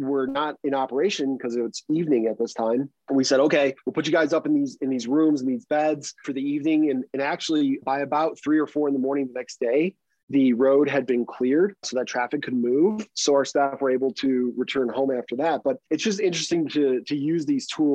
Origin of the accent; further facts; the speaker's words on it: Illinois, United States; now in Colorado, United States; I'm originally from Illinois